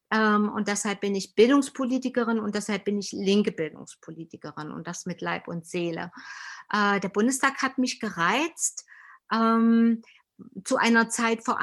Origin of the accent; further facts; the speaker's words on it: East Germany, Germany; Aber ich komme ja aus dem Osten und unser Mangel in der Tat ist der, wir haben einfach zu wenig Alltagserfahrung äh, mit Menschen, die Migrationserfahrungen